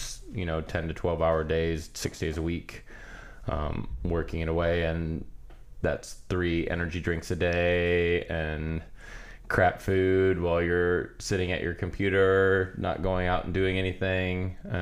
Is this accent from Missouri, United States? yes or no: no; Iowa, United States; moved away as an adult; now in California, United States; I grew up in Iowa